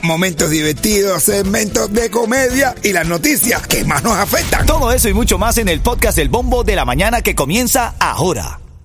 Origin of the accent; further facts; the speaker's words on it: Cali, Valle del Cauca, Colombia; moved away as an adult; now in United States; cuando vivía en Colombia, yo soy de Cali